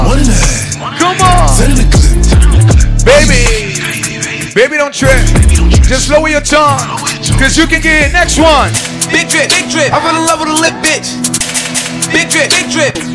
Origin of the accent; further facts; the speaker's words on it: New York City, New York, United States; You know I'm from New York City. I gotta play shits like this.